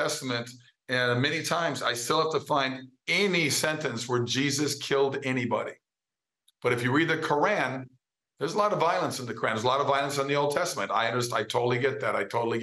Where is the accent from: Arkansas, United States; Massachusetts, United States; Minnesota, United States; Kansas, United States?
Minnesota, United States; moved away; I grew up in Minnesota